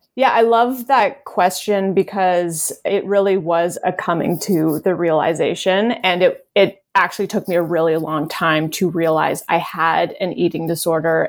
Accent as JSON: {"language": "English", "country": "Canada", "moved": "as an adult", "lives_now": "Los Angeles, United States", "said": "I had just moved to L A, I think, the year before, and I'm Canadian"}